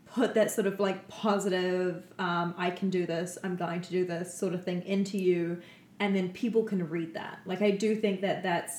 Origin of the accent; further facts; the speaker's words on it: Canada; we're from Canada